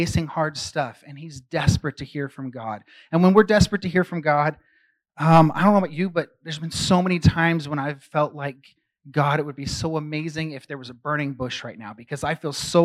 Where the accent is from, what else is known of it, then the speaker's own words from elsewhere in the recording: San Francisco, California, United States; I grew up really active in the San Francisco underground music scene.